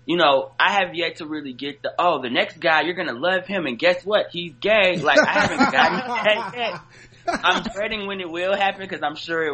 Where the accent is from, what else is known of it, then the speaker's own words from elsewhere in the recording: Detroit, Michigan, United States; moved away as an adult; now in New York, United States; I'm from Detroit originally.